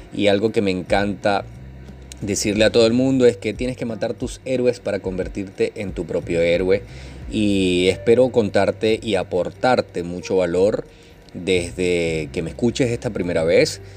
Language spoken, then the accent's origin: Spanish; Venezuela; soy venezolano